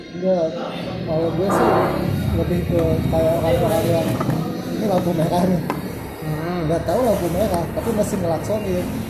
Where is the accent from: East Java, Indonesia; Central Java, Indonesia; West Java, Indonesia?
West Java, Indonesia; Sundanese-speaking area; kalau di daerah gue, jawabnya di bumi